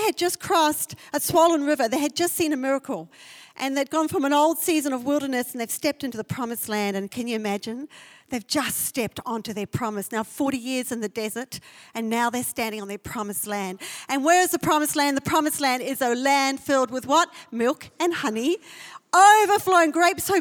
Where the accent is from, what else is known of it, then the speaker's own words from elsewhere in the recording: South Africa; I was born in South Africa, and South Africa is a country of fear